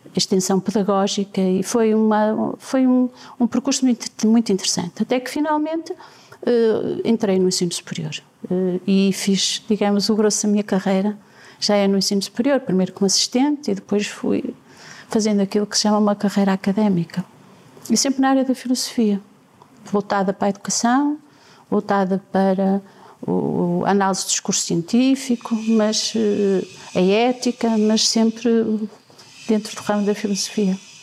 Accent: Penafiel, Porto District, Portugal; born or raised there

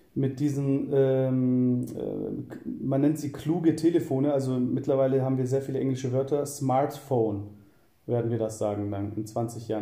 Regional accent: Southern Germany, Germany; moved away as an adult; also born or lived in Cologne; ich komme eigentlich äh, aus Süddeutschland und ähm, ziehe im Jahr 2014 nach Köln

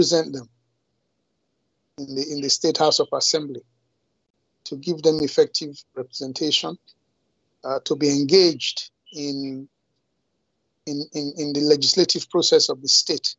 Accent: Uromi, Edo, Nigeria; I come from Amedosha in Uromi, Edo State.

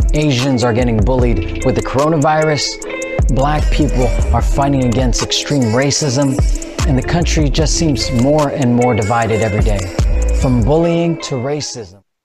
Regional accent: San Diego, California, United States; I was born in San Diego. I'm a proud Filipino American. My mom's from, you know, Pampanga. My dad's from Manila

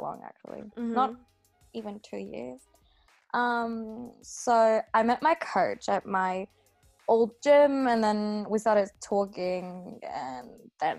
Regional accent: Vienna, Austria; also born or lived in Switzerland; I was born in Switzerland and then we moved to Vienna since, I don't know, in 2001, I think. And I grew up and have been living there ever since.

